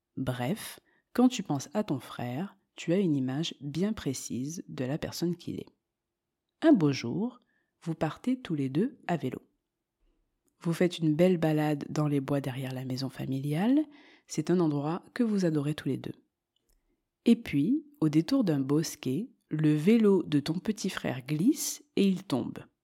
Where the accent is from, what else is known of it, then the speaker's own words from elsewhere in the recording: Marseille, Provence-Alpes-Côte d'Azur, France; moved away as an adult; also born or lived in Montreal, Quebec, Canada; now in Andalusia, Spain; Je suis donc née en France et j'ai grandi à Marseille.